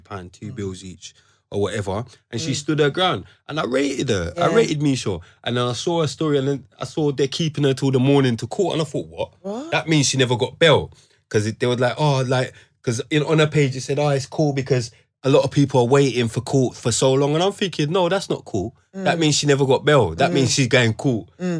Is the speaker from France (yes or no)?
no; United Kingdom; We're British people